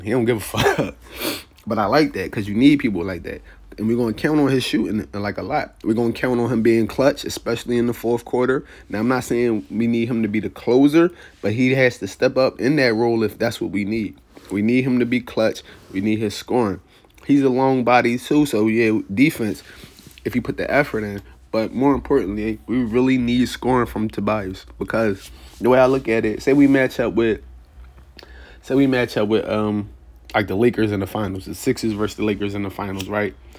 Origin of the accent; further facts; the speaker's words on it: Philadelphia, Pennsylvania, United States; I'm from Philly.